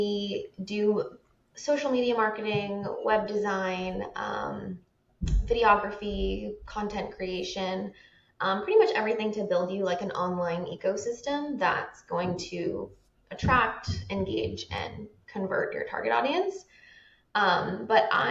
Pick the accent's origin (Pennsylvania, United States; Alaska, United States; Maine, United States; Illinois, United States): Maine, United States; also born or lived in Seattle; now in Hawaii, United States; I'm from Maine